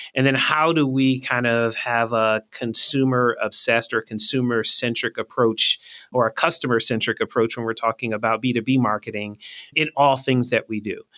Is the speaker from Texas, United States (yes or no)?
no; Philadelphia, Pennsylvania, United States; also born or lived in Michigan; I'm from Philly